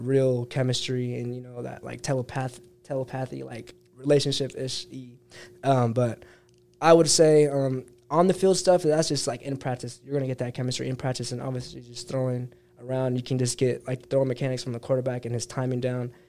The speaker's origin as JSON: {"language": "English", "town": "Mission Viejo", "region": "California", "country": "United States", "tie": "born or raised there", "moved": "as an adult", "lives_now": "Utah, United States", "said": "Growing up in California"}